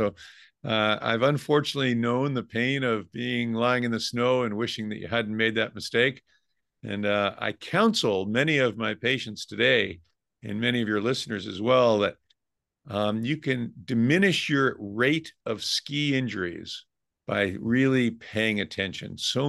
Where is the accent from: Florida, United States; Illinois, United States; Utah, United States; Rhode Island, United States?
Rhode Island, United States; now in California, United States; I grew up in Rhode Island, so we would always go up to New England and ski.